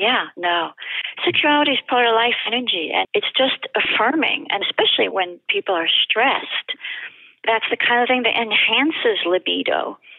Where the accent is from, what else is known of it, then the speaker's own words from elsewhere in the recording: France; English is a second language; you can't tell from my accent, but I'm French.